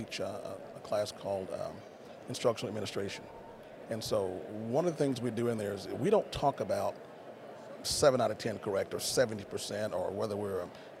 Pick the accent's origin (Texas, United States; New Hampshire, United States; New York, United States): Texas, United States; Kilgore; But I grew up in Kilgore